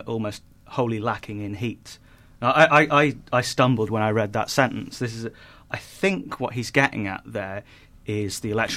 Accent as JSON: {"language": "English", "country": "United Kingdom", "said": "I'm a northerner."}